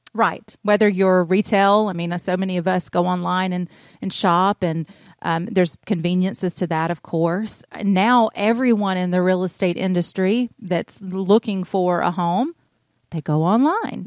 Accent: North Georgia, United States; I'm originally from North Georgia. I'm from the country. I'm a country girl. And, uh, I grew up in the, the Merville area.

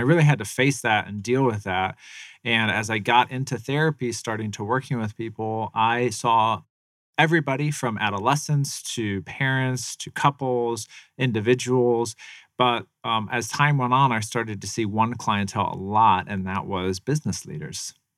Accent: Tempe, Arizona, United States; also born or lived in Phoenix, Arizona; I lived kind of in South Phoenix for a little bit, and then I moved over here, um, about a mile from Mac Six

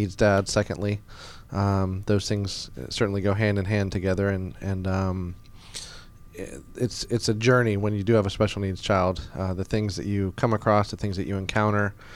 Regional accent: Marietta, Georgia, United States; also born or lived in Boston, Massachusetts / Louisville, Kentucky; I was originally born in Boston, Massachusetts. I didn't live there for a long time, but I moved down to Atlanta when I was 10. My parents relocated down here, and obviously I came with them. And I grew up in Marietta, Georgia

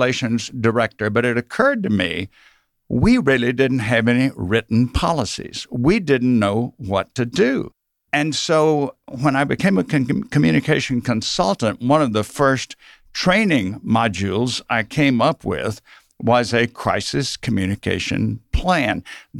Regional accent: Mississippi, United States; now in Georgia, United States; I grew up in South Mississippi, so I suppose I started with an accent

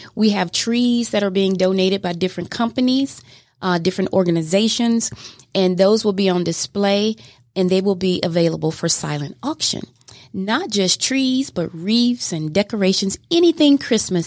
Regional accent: Mobile, Alabama, United States; moved away as an adult; now in Georgia, United States; I am from Mobile, Alabama originally. And uh, I moved to Georgia in 2006

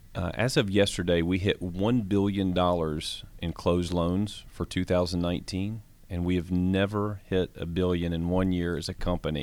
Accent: Georgia, United States; I have a honor of being able to lead in, in my home state, in a state that I was born in, in a company that was started in Atlanta

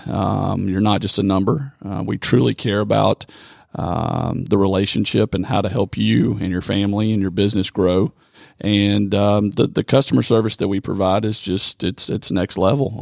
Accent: Rome, Georgia, United States; I'm from Rome. born and raised.

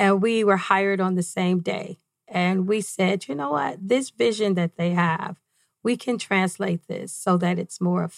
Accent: Detroit, Michigan, United States; moved away as an adult; now in Arizona, United States; I grew up in Detroit, Michigan, right off 8 Mile

